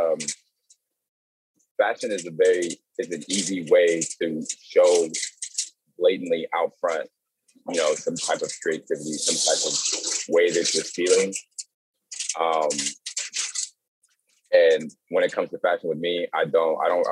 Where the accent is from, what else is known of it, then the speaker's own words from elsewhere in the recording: Maryland, United States; moved away; also born or lived in Dallas, Texas; I grew up in Maryland, and in Maryland, you know, people grew up wearing like snapbacks